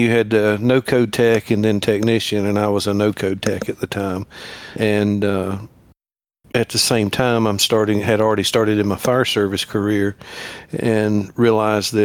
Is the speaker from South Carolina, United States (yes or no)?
yes; South Carolina, United States; I'm from South Carolina. I've been here my whole life.